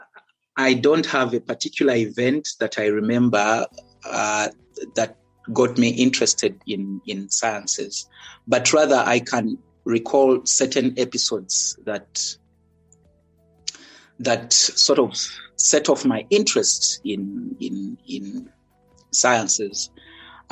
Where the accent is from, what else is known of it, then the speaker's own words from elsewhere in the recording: Kampala, Central Region, Uganda; moved away as an adult; also born or lived in Jinja; now in Eswatini; I was born and raised in Kampala. That's the capital of Uganda.